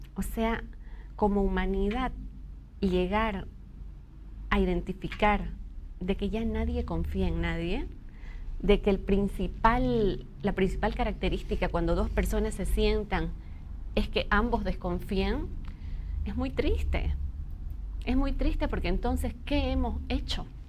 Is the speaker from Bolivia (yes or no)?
yes; Bolivia; como sociedad boliviana